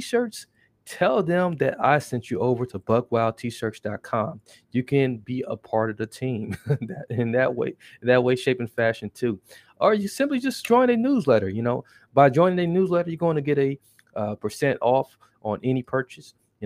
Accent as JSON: {"language": "English", "town": "Milwaukee", "region": "Wisconsin", "country": "United States", "said": "I'm from Milwaukee"}